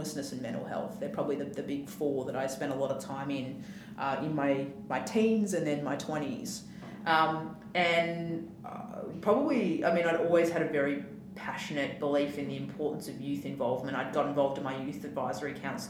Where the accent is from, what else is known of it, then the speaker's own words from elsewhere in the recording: Western Australia, Australia; growing up in Western Australia is it's a very flat society